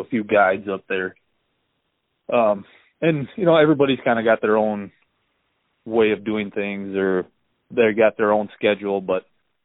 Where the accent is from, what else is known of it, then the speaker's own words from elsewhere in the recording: Montevideo, Minnesota, United States; I grew up in Montevideo here